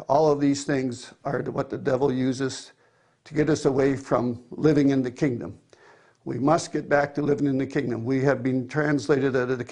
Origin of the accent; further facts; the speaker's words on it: Cambridge, Ontario, Canada; I am from Cambridge, Ontario, Canada